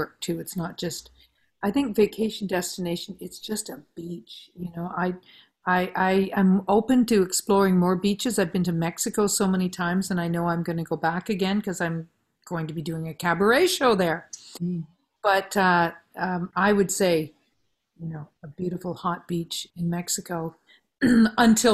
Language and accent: English; Listowel, Ontario, Canada; now in North Vancouver, Canada; me growing up in Listwell and the farm